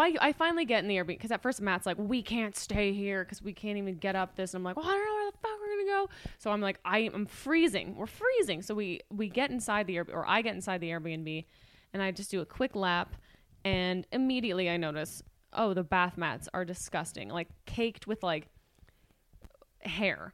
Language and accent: English; Canada; We're Canadian citizens.